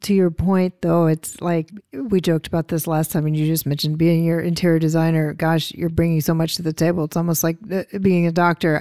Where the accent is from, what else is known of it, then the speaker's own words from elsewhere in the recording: the South, United States; I'm from the South and we have rich histories there